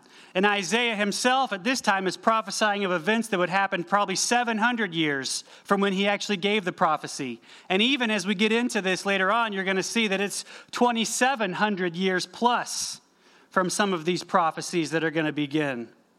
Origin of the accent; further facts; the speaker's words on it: North Carolina, United States; also born or lived in Eastern Tennessee; I grew up, many of you remember, I grew up in Western North Carolina, going camping and hiking all over West North Carolina, Eastern Tennessee, living there every day.